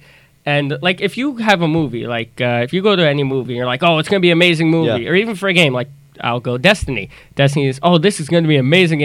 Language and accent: English; Freeport, New York, United States; I come from Long Island. I come from Freeport.